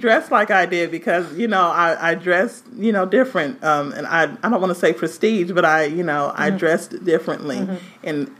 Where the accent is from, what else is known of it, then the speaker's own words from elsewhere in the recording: Los Angeles, California, United States; I'm coming from Los Angeles, California, and now I'm not here just to work.